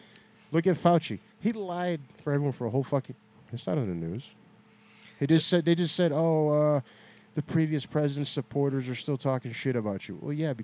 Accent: Gary, Indiana, United States; also born or lived in Hebron, Indiana; Northwest Indiana. I was born and raised in Gary. I live in Hebron, Indiana.

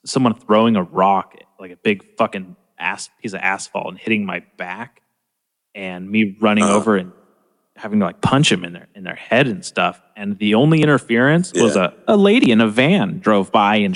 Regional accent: Arroyo Grande, California, United States; also born or lived in Nipomo, California; I grew up in Napomo and like Arroyo Grande

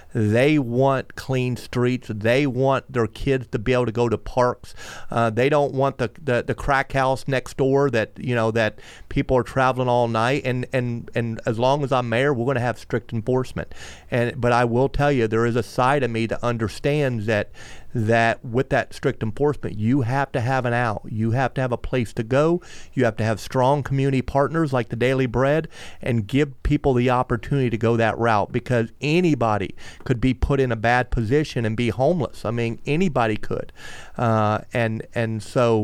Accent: Melbourne, Florida, United States; I grew up in Aurora Road Trailer Park. I was fortunate enough to move to Sherwood Park

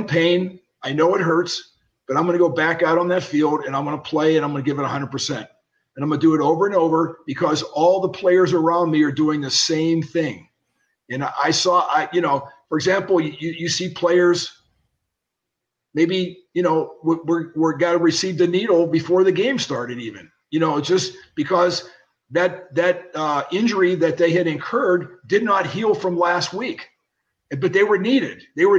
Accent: Pittsburgh, Pennsylvania, United States; born or raised there

